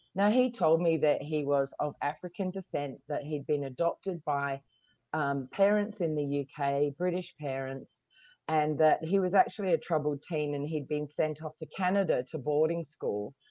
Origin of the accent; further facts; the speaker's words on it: Australia; now in Hong Kong; I come from Australia, but I'm living in Hong Kong